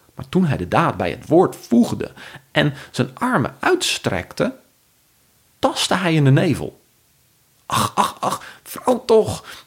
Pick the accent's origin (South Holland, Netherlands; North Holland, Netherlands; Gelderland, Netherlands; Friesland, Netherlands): Friesland, Netherlands; now in Amersfoort, Netherlands; ik kom zelf uit Friesland en vind het ook heel fijn om het te verbinden met mijn roots. ik woon nu in Amersfoort.